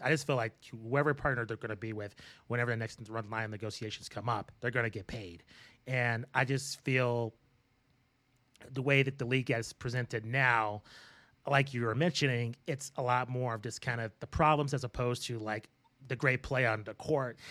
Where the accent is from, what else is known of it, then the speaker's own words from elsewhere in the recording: Albuquerque, New Mexico, United States; Matt and I, uh, were born and raised in Albuquerque, New Mexico